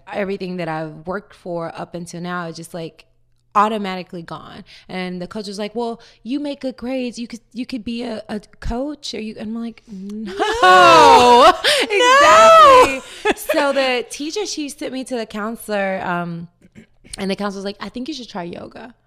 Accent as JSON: {"language": "English", "region": "Tennessee", "country": "United States", "tie": "born or raised there", "moved": "yes", "lives_now": "Marina del Rey, United States"}